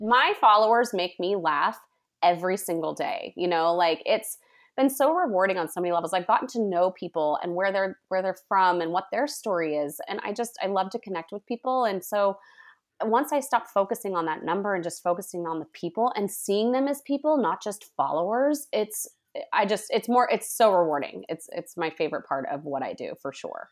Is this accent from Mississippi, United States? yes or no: no; Sonoma County, California, United States; I was born and raised in Sonoma County, which is near Napa, um, in wine country